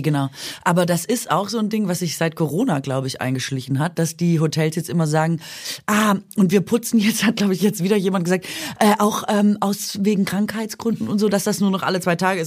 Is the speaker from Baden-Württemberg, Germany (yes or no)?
yes; Swabia, Baden-Württemberg, Germany; Schwer für mich zu sagen als Schwäbin